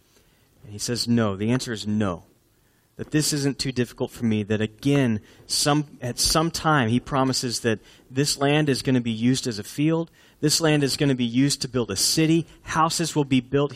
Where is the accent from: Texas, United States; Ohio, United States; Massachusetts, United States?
Texas, United States; Houston; I grew up in Houston where there were trees that were planted years and years and years ago